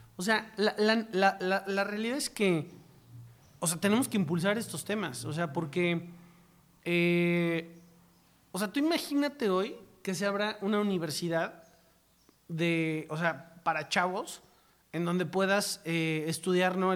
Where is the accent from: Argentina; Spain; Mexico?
Mexico; los mexicanos